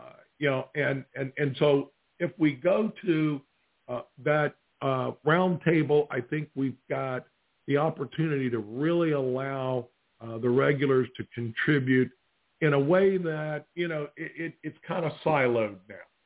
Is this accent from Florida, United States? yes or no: yes; Northern Florida, United States; accent: Northern Florida redneck; The only accent I have is kind of a Northern Florida redneck accent